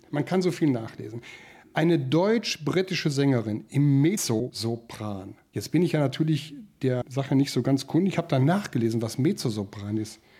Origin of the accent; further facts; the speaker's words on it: Lincoln, East Midlands, United Kingdom; born there; Geboren in Lincoln, und jetzt will ich hoffen, dass ich richtig ausspreche, Lincolnshire in den UK, also in England.